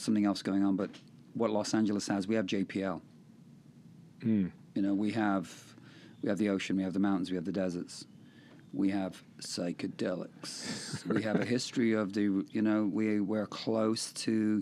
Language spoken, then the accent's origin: English; Hamilton, Ontario, Canada; moved away; I grew up there 5 years, Hamilton, Ontario.